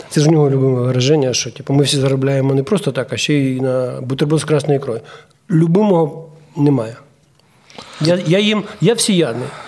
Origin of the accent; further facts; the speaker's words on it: Ukraine; born there; А так я народився в Україні, і я на, на, на, на не знаю. Е, відсотки рахую, наскільки я відсотків українець